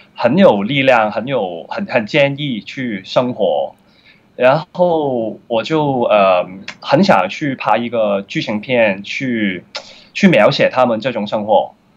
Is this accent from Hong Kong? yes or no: yes; Hong Kong; 我小时候的长大的环境都是比较 很穷的，在香港，就是，呃，薪水部啊，不知道你们有没有去过，就是，呃，一些比较多地下街城的，呃，人，然后我就在这个环境长大